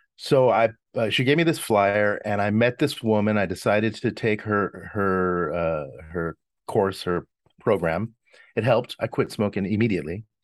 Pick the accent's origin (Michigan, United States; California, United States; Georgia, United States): California, United States; Los Angeles; my Italian bringing up, um, growing up in Hollywood